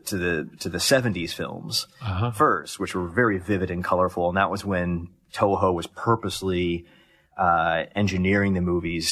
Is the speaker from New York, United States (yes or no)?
no; Columbus, Ohio, United States; Columbus, Ohio.